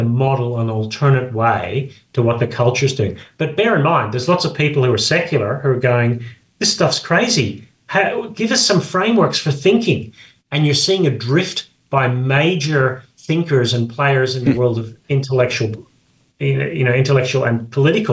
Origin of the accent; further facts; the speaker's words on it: Australia; I grew up in Australia